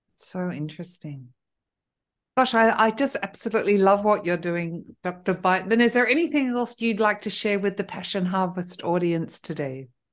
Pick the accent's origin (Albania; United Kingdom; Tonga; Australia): Australia; now in France; I'm originally Australian